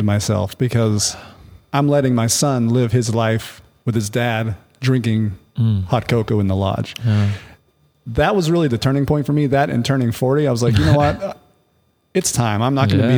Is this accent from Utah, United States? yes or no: yes; Salt Lake City, Utah, United States; now in Avondale, United States; I grew up in Salt Lake City, Utah, and my family still lives up there.